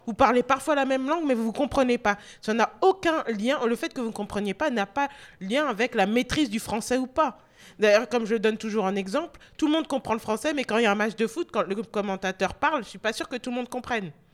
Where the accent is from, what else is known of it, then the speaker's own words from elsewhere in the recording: France; also born or lived in North America; c'était plus facile pour moi d'être française que, ça ne l'est en France